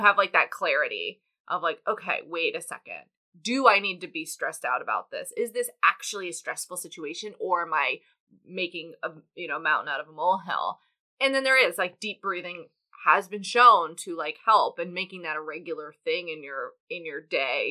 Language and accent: English; the South, United States; I'm from the South, so, like, people would often have kids earlier than that.